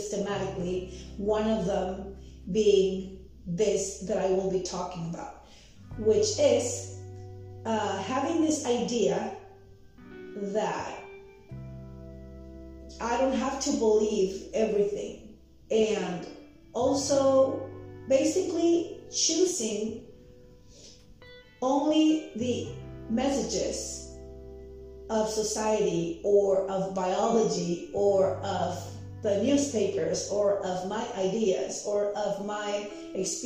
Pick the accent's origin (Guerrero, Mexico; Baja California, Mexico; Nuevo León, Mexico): Baja California, Mexico; Tijuana; English is a second language; moved away as an adult; also born or lived in Mexico City; I was born in Mexico City, and when I was very little, my parents moved us to Tijuana, Mexico, where I grew up.